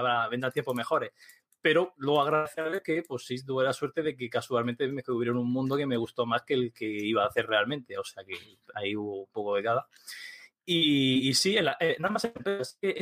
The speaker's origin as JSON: {"language": "Spanish", "town": "Murcia", "region": "Region of Murcia", "country": "Spain", "said": "soy un tío de Murcia"}